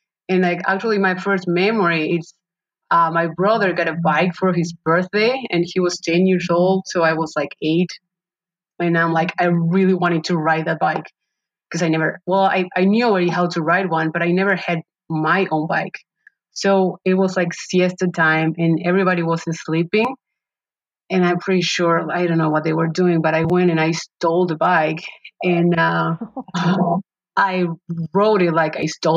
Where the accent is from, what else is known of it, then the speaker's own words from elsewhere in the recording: Paraguay; moved away; I was born and raised in Paraguay, South America.